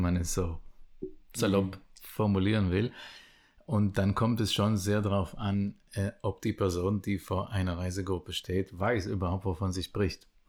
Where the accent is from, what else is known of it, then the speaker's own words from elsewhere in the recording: Israel; first language Hebrew; German is a second language; moved away as an adult; ich bin geboren und aufgewachsen in Israel